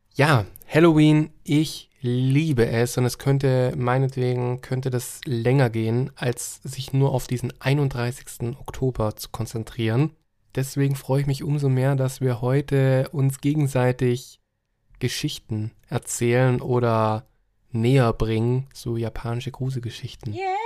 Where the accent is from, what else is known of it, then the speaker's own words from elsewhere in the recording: Germany; hier bei uns in Deutschland